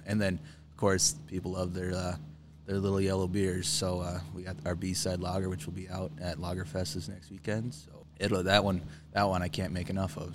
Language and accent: English; Wayne, Nebraska, United States; now in Hartington, United States; my hometown, Wayne